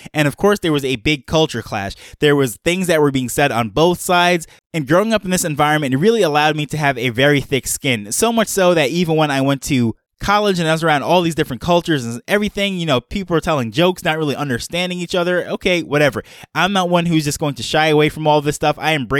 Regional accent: Jamaica; born there; also born or lived in multiple cultures all over the world; my background is I am a Jamaican-born dual citizen. I grew up around multiple cultures all over the world.

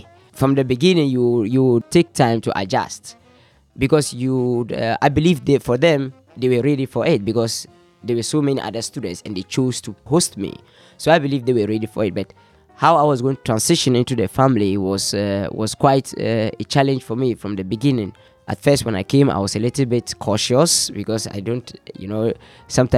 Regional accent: Tamale, Northern Region, Ghana; also born or lived in Austin, Minnesota; I'm from Ghana. I'm from Tamale, the northern part of Ghana

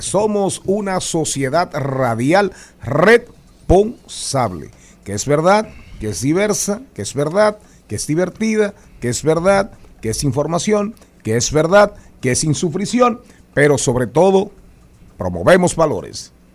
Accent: Matas de Farfán, San Juan, Dominican Republic; me crié con amiguitos haitianos sin dudas.

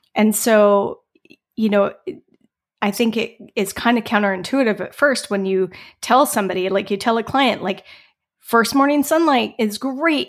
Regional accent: Colorado, United States; moved away as an adult; also born or lived in Bellingham, Washington / California; I grew up in Colorado

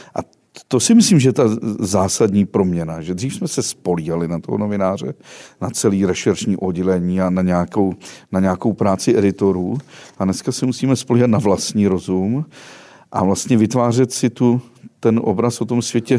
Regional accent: West Bohemia, Karlovy Vary Region, Czechia; nejhezčí Čechy jsou ty, z kterých pocházím já, tedy západní Čechy, Karlovarsko

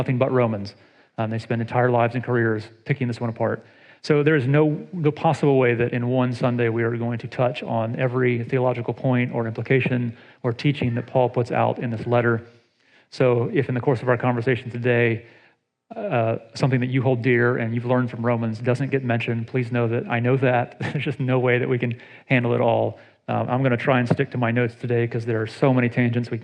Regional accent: Atlanta, Georgia, United States; now in Ohio, United States; I grew up in Atlanta

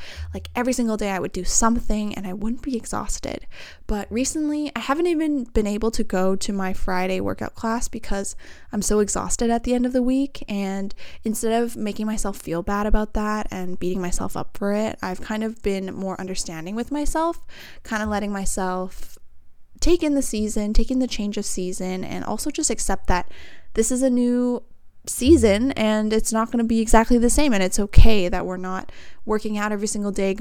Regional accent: Vancouver, British Columbia, Canada; all from the same area, we're all from Vancouver

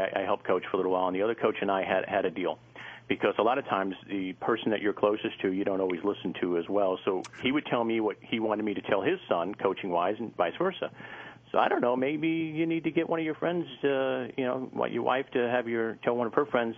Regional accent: Northeast, United States; moved away; I'm from the Northeast.

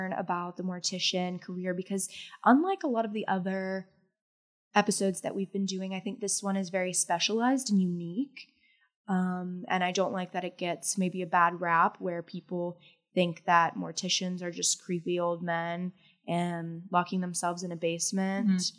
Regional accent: Bentonville, Arkansas, United States; I'm from Bentonville.

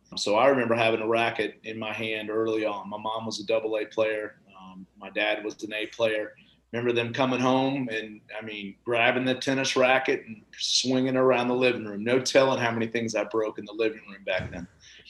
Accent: Atlanta, Georgia, United States; born and raised in the Atlanta tennis market.

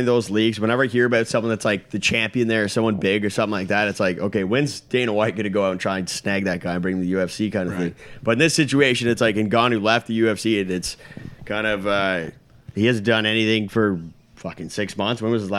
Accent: Canada; I'm also maybe biased because I'm Canadian

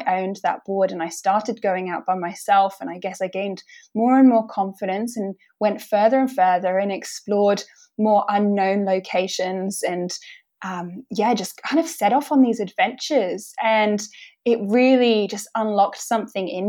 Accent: Winchester, South East England, United Kingdom; moved away as an adult; also born or lived in London; now in Manly, Australia; I'm originally from Winchester

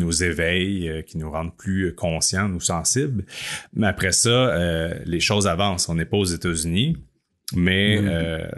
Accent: Quebec, Canada; en tant que Québécois

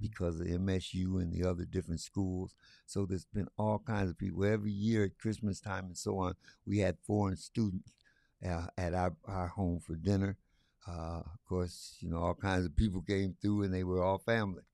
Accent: Lansing, Michigan, United States; also born or lived in Detroit area; I was born and raised right here in Lansing, Michigan

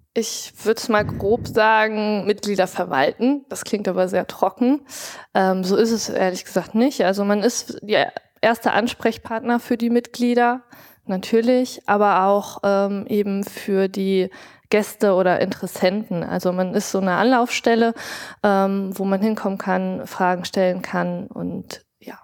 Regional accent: Rhineland, Germany; Ich bin im Rheinischen groß geworden, karnevalsbegeistert

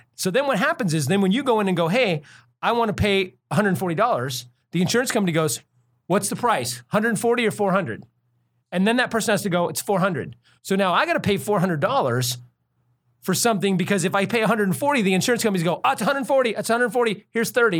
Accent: United States; as an American

